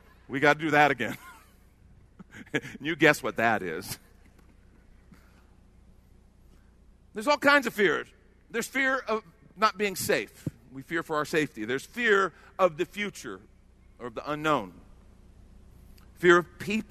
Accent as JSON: {"language": "English", "town": "Chicago", "region": "Illinois", "country": "United States", "tie": "born or raised there", "moved": "yes", "lives_now": "Texas, United States", "said": "I grew up in Chicago"}